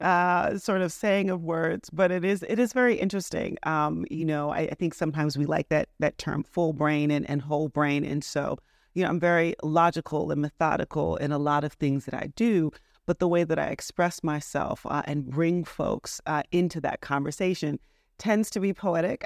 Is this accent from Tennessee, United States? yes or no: no; Washington, District of Columbia, United States; moved away as an adult; also born or lived in New Orleans, Louisiana / Michigan; now in Charleston, United States; I'm from the Washington, D C area. I grew up going back and forth to New Orleans, Louisiana